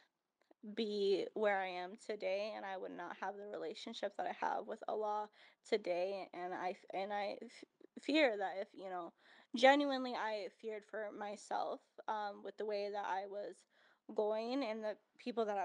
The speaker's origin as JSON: {"language": "English", "country": "United States", "tie": "born or raised there", "said": "growing up in America"}